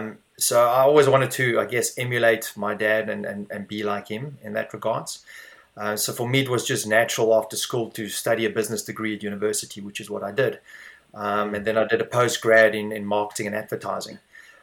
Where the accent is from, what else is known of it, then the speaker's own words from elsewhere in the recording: South Africa; now in Dublin, Ireland; It was a very good childhood, to be honest with you. Very outdoors. I had very good parents, very supportive in everything myself and my sister did. So I really can't complain with my childhood in South Africa.